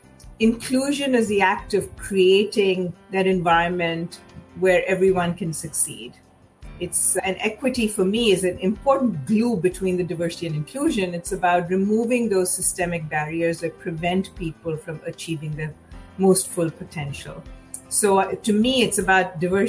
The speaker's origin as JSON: {"language": "English", "town": "Mumbai", "region": "Maharashtra", "country": "India", "tie": "born or raised there", "moved": "as an adult", "lives_now": "United States", "said": "I grew up in Mumbai"}